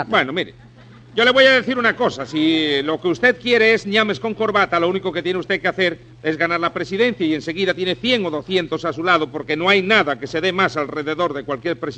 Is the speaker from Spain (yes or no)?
yes; Spain; no, yo soy español, yo no, yo no me meto